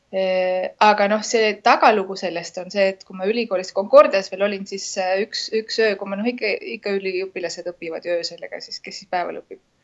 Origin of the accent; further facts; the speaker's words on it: Estonia; moved away as an adult; now in Lima, Peru; ma olen Eestist